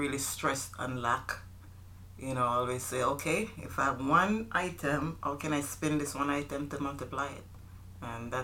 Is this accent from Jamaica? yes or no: yes; Jamaica; moved away; I'm from Jamaica. We are from Jamaica, island which we love very much. All right. So growing up, I grew up in Jamaica with my mom and my brother and sister.